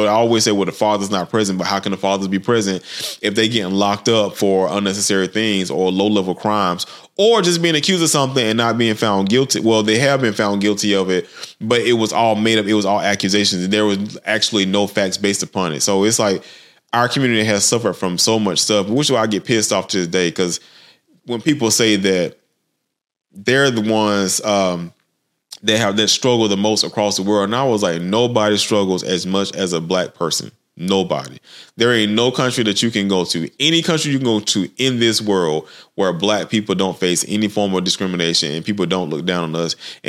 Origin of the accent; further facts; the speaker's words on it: Deep South, United States; because I come from the Deep South, and the things that I had to go through growing up.